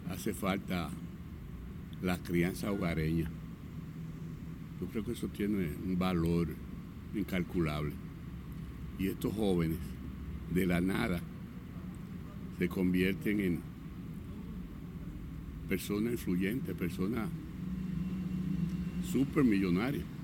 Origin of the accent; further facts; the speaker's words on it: Dominican Republic; yo como dominicano